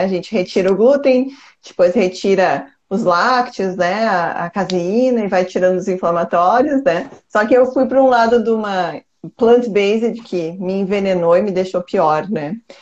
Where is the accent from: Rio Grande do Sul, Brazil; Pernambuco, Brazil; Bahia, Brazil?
Rio Grande do Sul, Brazil; Porto Alegre; Eu sou de Porto Alegre